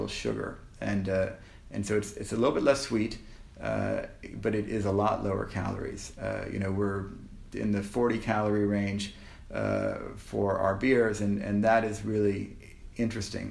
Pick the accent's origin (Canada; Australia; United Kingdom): Canada; we're Canadian